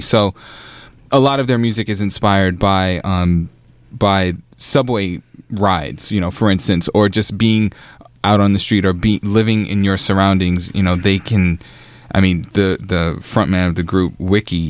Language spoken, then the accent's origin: English; New York, United States; I'm I'm a New Yorker